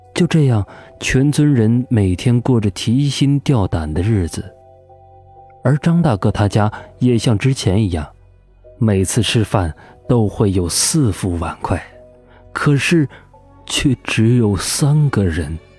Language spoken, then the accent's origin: Chinese; Guizhou, China; 在我们贵州那里